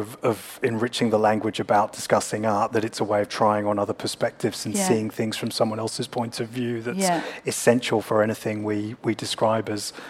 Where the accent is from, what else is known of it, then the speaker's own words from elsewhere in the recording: Perth, Western Australia, Australia; moved away as an adult; now in Sydney, Australia; I grew up in Perth and moved here in my 20s.